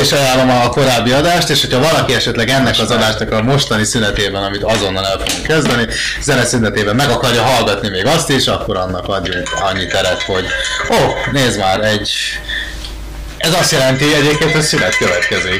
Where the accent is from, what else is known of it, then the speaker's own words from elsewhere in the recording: Hungary; megkérdezték, hogy magyar vagyok-e